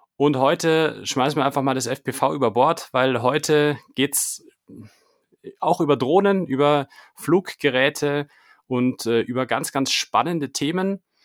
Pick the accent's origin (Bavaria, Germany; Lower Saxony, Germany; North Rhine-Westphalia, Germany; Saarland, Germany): Bavaria, Germany; Munich; ich komme ja aus München